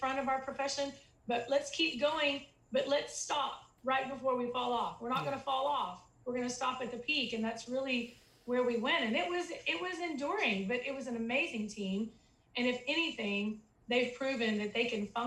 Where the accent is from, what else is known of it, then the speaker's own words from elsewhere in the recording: Texas, United States; I'm from Texas